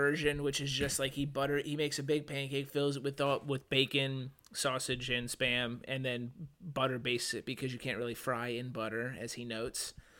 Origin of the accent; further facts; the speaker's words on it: outside Detroit, Michigan, United States; because I claim Detroit despite being 30 to 40 minutes away.